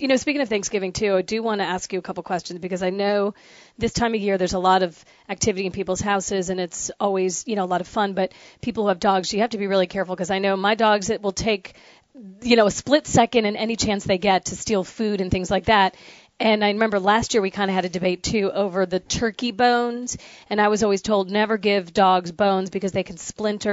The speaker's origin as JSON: {"language": "English", "region": "the North", "country": "United States", "also_born_or_lived": "the South (US)", "moved": "yes", "said": "I'm from the north. I'm I'm a damn Yankee"}